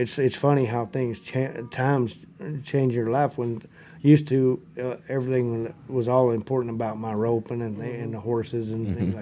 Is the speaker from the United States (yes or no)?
yes; Electra, Texas, United States; I grew up in Electra just south of here.